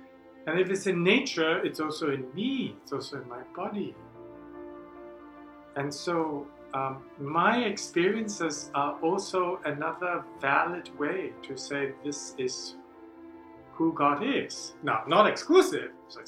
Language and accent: English; Singapore; moved away as an adult; now in United States; I didn't use his first name because I came from Singapore and everyone's a sir.